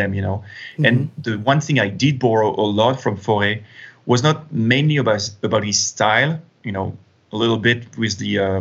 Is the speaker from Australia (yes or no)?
no; France; also born or lived in United States; I'm French, as you said, and I've been educated in France